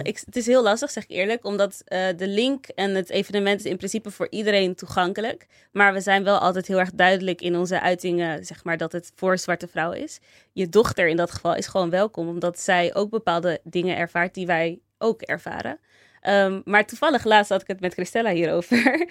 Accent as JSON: {"language": "Dutch", "town": "Rotterdam", "region": "South Holland", "country": "Netherlands", "tie": "born or raised there", "also_born_or_lived": "Delft", "said": "En ik ben in Rotterdam geboren en getogen. Toen ging ik verhuizen naar Delft."}